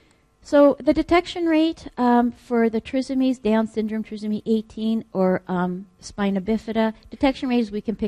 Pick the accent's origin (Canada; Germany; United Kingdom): Canada; I'm Canadian